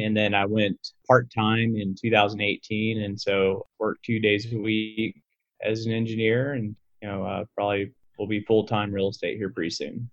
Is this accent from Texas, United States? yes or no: yes; Fort Worth, Texas, United States; I'm from Fort Worth, Texas